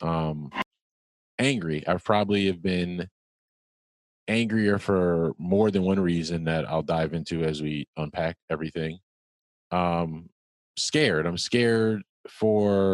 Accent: New Jersey, United States; we're both from Jersey.

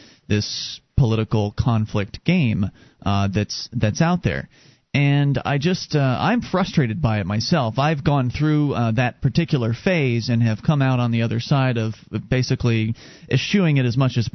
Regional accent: Sarasota, Florida, United States; moved away as an adult; now in New Hampshire, United States; I come from Sarasota, Florida

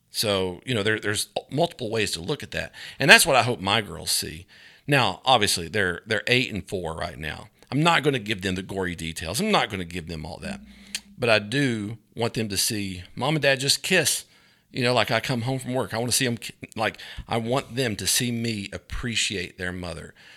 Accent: Grundy, Virginia, United States; I grew up in Virginia

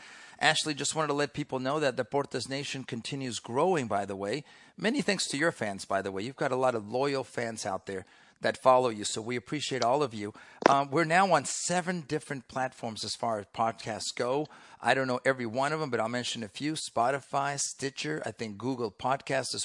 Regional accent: Mexico; now in United States; I grew up in Mexico when I was younger, way before you were even on this planet. But my mother, American

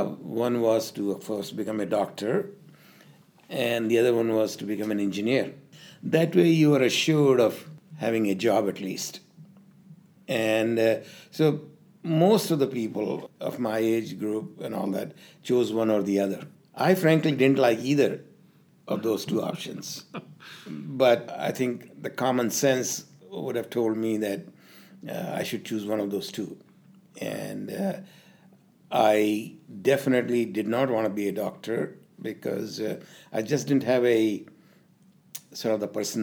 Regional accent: India; moved away; I was born in India and did most of my schooling in India

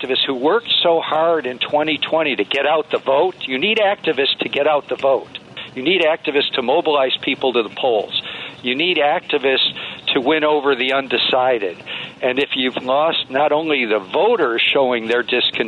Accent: Michigan, United States; state of Michigan, my home state, where I grew up

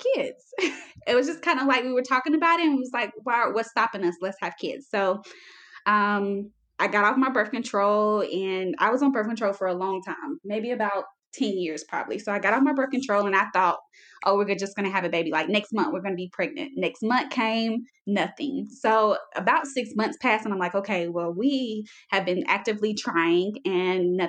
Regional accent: South Carolina, United States; moved away as an adult; now in El Paso, United States; I am from South Carolina. I currently live in Texas, El Paso, Texas

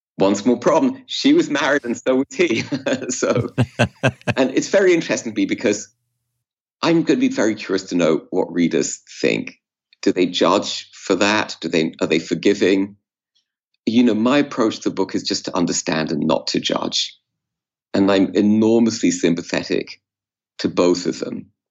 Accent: England, United Kingdom; I was growing up in England

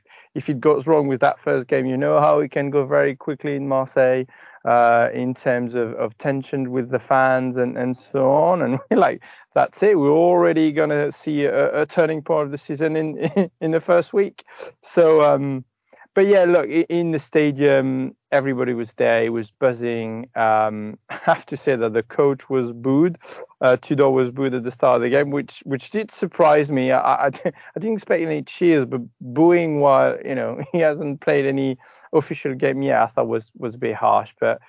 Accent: Scotland, United Kingdom; As a Scot, I think it's fun that you play the pessimist.

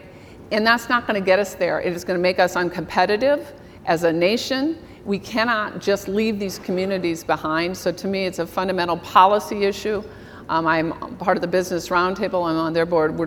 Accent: Iowa, United States; now in Minnesota, United States; I'm from Iowa

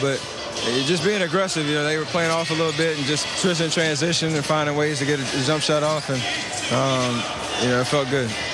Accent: Charlotte, North Carolina, United States; born or raised there

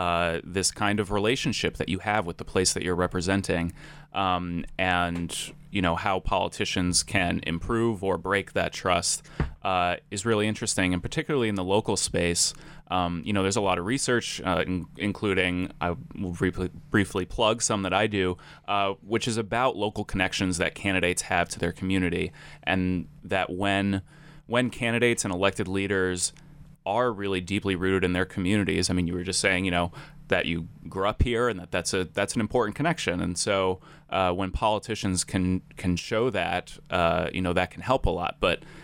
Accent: Providence, Rhode Island, United States; I grew up in Providence, Rhode Island

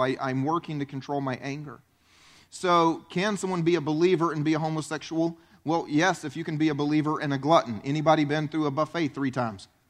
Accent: South Carolina, United States; moved away as an adult; I grew up in South Carolina, tried to leave South Carolina

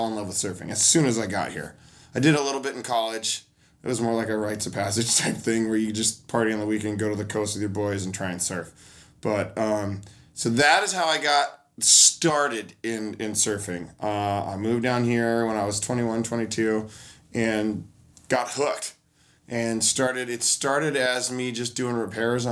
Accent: Portland, Oregon, United States; I was born and raised in Portland.

